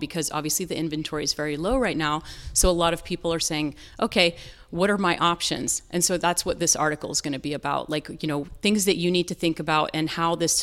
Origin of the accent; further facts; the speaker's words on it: North Carolina, United States; moved away; I grew up in the South in North Carolina